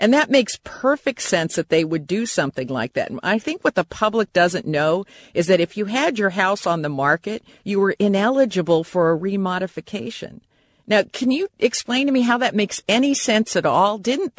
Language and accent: English; Japan; I was raised in Japan and other parts of Asia, and it's very common there for mortgages to be 99 years.